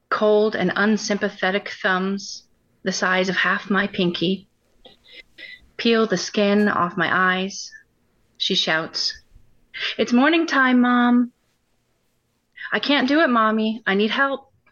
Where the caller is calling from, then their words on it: Ohio, United States; Uh, we're in Northwest Ohio.